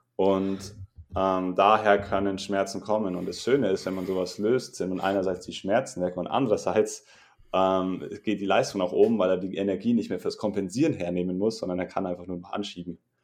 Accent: Regensburg, Bavaria, Germany; Ich komme aus Regensburg

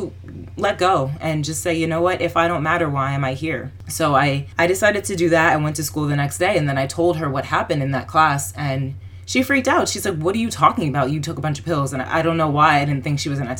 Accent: New Jersey, United States; I'm from New Jersey

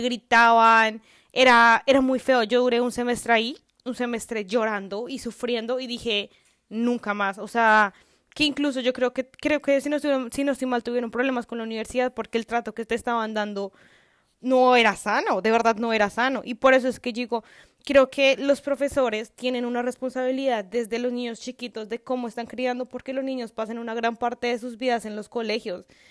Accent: Colombia; moved away as an adult; now in Canada; yo estaba bien en mi país, o sea, no no de la mejor forma económicamente, porque vivir en Colombia es muy complicado

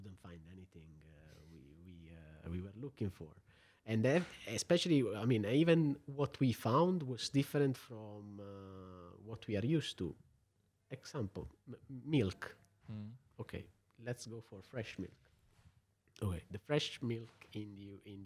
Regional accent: Apulia, Italy; moved away as an adult; also born or lived in United Kingdom / United States; now in Luxembourg; Coming from Puglia

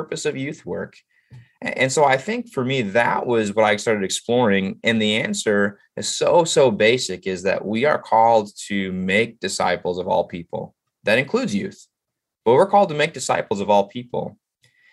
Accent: Illinois, United States; also born or lived in Dallas, Texas; now in Ohio, United States; I am from a small town. What's unique about the small town I grew up in Illinois

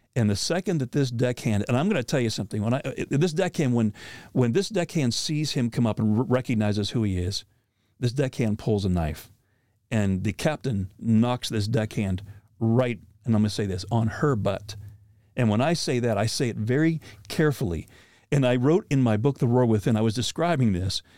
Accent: Pennsylvania, United States; I grew up in Pennsylvania

